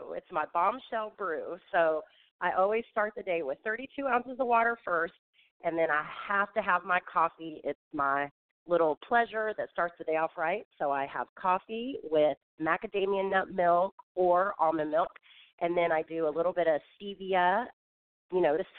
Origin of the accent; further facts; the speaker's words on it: California, United States; born there; also born or lived in Tulsa; now in Atlanta, United States; Originally, I was born in California, but I've lived all over the United States, and then I relocated to Atlanta from Tulsa, Oklahoma.